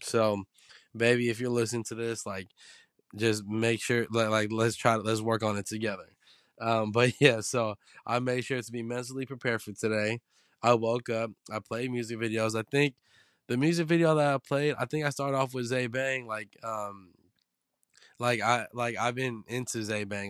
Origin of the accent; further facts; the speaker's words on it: San Francisco, California, United States; me growing up in the Baby Hunters point